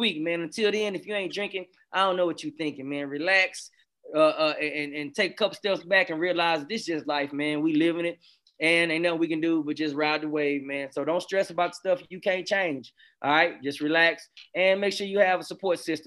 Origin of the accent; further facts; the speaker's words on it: the South, United States; I'm from the South